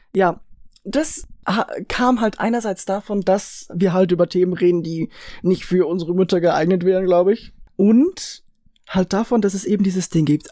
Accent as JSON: {"language": "German", "country": "Switzerland", "accent": "Swiss German", "said": "Wir sind Schweizer, wir reden Schweizerdeutsch"}